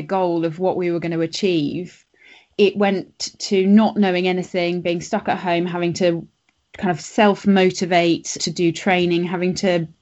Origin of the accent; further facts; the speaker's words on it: Switzerland; moved away; I grew up in Switzerland